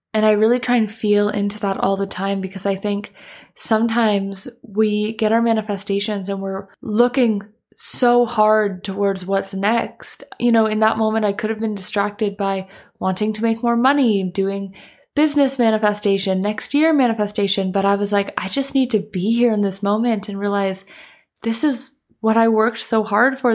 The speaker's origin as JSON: {"language": "English", "country": "Canada", "moved": "yes", "said": "I'm from Canada"}